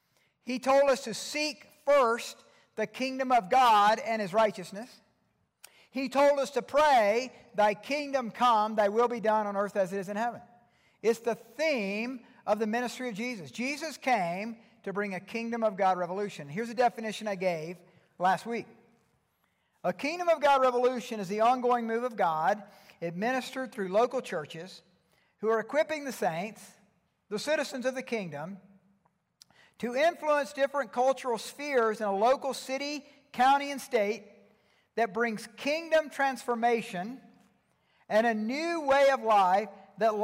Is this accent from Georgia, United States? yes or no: yes; Georgia, United States; now in Colorado Springs, United States; I'm from Georgia